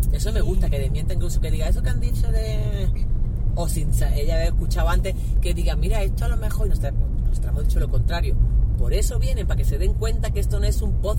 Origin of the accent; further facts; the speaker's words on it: El Salvador; moved away; la agenda del 2015 cuando vine de El Salvador